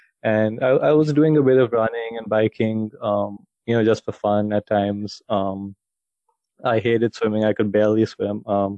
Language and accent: English; India; I'm basically from India.